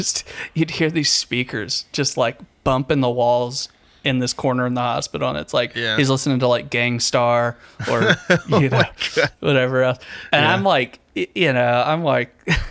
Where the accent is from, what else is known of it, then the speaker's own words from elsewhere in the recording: the South, United States; especially growing up in the South, I think it just feels so rooted in like, like America, I guess.